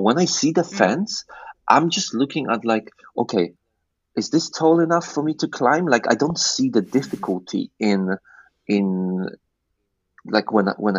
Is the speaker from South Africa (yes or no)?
no; Poland; moved away as an adult; also born or lived in England; I grew up in Poland